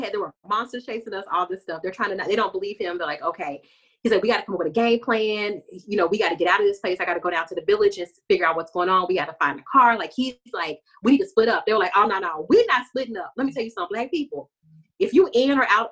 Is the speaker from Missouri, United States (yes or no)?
no; Texas, United States; I'm from Texas.